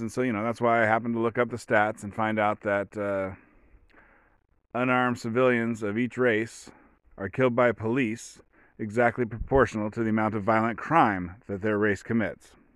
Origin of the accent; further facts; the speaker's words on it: Oregon, United States; I come from Oregon. I was raised by hippies without electricity.